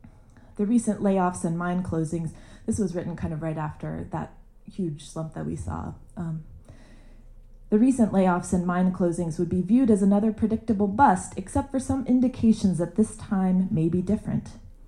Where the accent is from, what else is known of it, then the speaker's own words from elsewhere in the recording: Kanawha Valley, West Virginia, United States; moved away as an adult; also born or lived in Richmond, Virginia / Fayette County, West Virginia; I'm from the Kanawha Valley, but chose to live an hour east in a county over in Fayette, on the New River Gorge